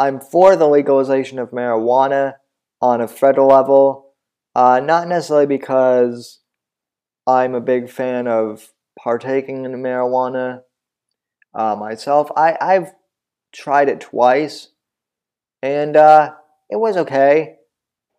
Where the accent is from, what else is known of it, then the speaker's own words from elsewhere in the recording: Colorado, United States; moved away; I'm originally from Colorado